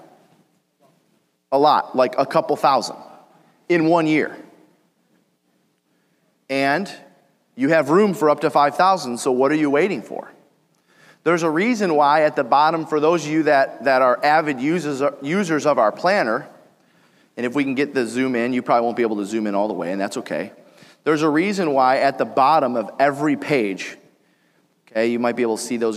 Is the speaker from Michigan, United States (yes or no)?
yes; Detroit, Michigan, United States; I'm from Detroit